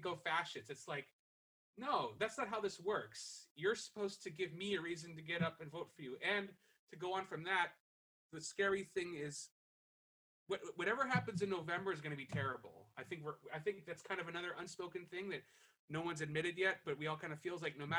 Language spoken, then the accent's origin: English; New York, United States; also born or lived in South Florida; I'm from New York